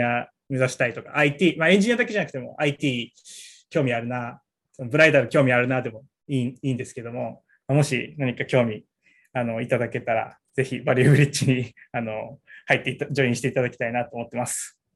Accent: Okinawa, Japan; moved away; ちっちゃい時からあの父親がなんか釣りとかで、はい、えーと、瀬長島行ったりして

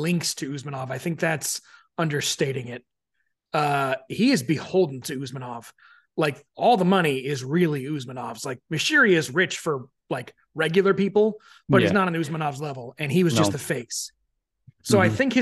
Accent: United States; I'm an American and I didn't grow up with the club

